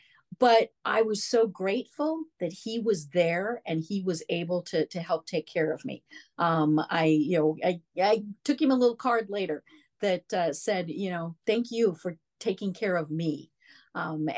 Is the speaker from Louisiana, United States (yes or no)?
no; Denver, Colorado, United States; I'm from Denver.